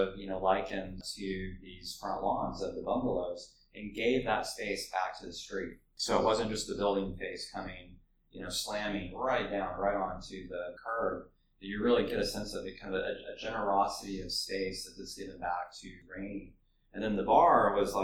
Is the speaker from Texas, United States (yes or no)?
yes; Dallas, Texas, United States; also born or lived in San Antonio; now in Austin, United States; I grew up in Dallas for elementary school and then lived in San Antonio for a little while. Moved back to Dallas, and so I'm definitely a Texan